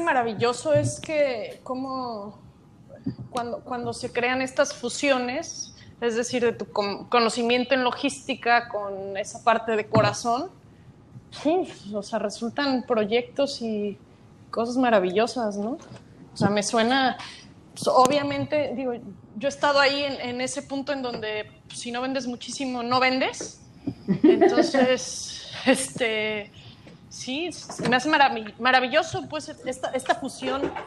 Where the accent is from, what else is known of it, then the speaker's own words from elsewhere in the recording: Mexico; los mexicanos